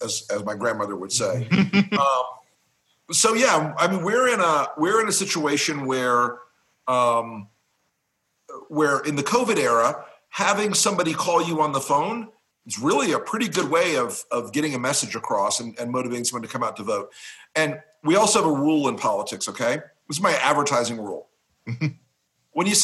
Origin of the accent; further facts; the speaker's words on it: Florida, United States; Florida, being fucking Florida, my home state